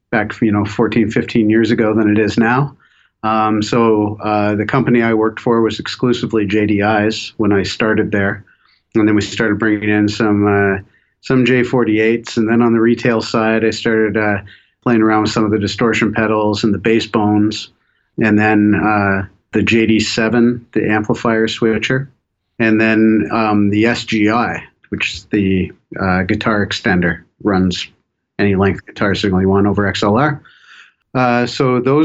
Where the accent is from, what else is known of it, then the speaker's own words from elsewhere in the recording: Toronto, Ontario, Canada; moved away as an adult; now in Vancouver, Canada; I was from Toronto originally